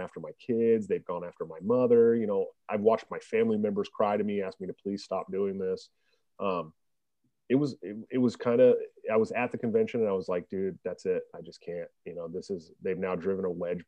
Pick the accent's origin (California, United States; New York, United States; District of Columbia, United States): California, United States; Oakland; moved away as an adult; now in Iowa, United States; I'm from California, born and raised